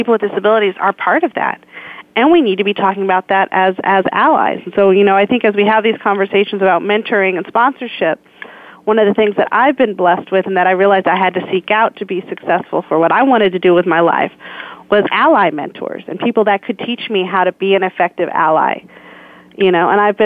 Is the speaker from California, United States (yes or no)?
yes; San Francisco, California, United States; growing up in San Francisco during the AIDS outbreak in the 80s